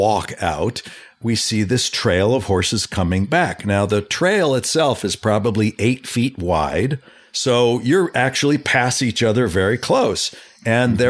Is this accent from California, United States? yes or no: yes; Los Angeles, California, United States; I was born and raised in Southern California, in the valley, mm-hmm. in Canoga Park.